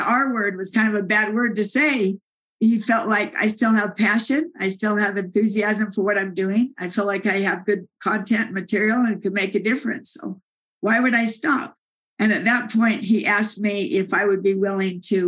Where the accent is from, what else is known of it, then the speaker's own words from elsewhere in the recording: Salt Lake City, Utah, United States; I'm from Salt Lake City